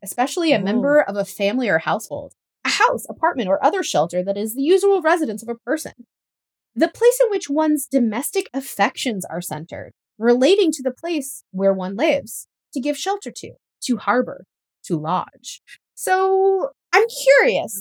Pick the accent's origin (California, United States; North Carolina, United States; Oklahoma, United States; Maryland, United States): Oklahoma, United States; my home state of Oklahoma